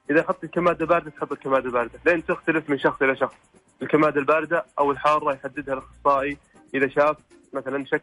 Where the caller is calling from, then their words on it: Riyadh, Riyadh Province, Saudi Arabia; من الرياض